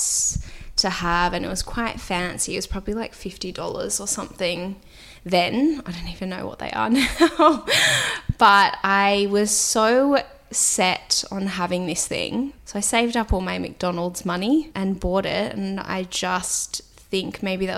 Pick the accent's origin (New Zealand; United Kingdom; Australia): Australia; Sydney, New South Wales; I grew up in Sydney. I grew up in Earlwood, which is sort of inner west